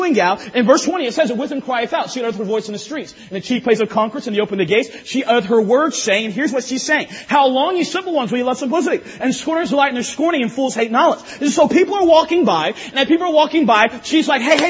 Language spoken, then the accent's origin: English; North Carolina, United States; I'm from North Carolina